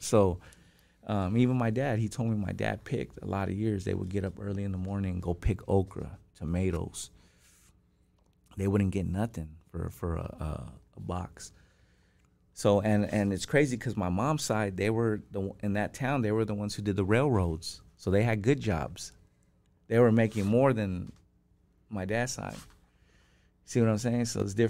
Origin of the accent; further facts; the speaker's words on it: Niland, California, United States; moved away; also born or lived in Riverside; What are the chances that I came from that little town?